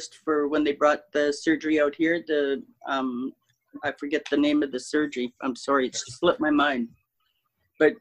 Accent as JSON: {"language": "English", "region": "Manitoba", "country": "Canada", "said": "I'm Métis. I'm a Red River Métis. I'm from Manitoba"}